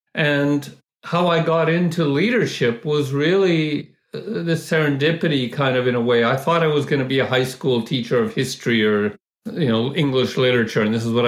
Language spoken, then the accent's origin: English; Vancouver, British Columbia, Canada; No, Vancouver. And we drive to Seattle for concerts, yeah.